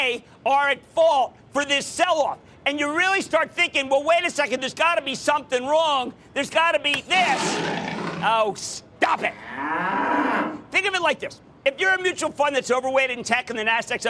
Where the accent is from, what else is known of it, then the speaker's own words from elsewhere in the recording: Philadelphia, Pennsylvania, United States; Coming to you from my hometown, the hometown of the Super Bowl champs, the hometown of the Philadelphia Eagles.